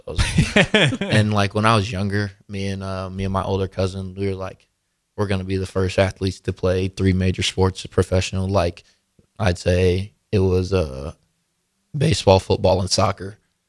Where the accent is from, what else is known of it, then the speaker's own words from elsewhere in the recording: North Carolina, United States; No, so I was born in North Carolina. So okay. I lived there since I was 8, so we got a little bit of snow.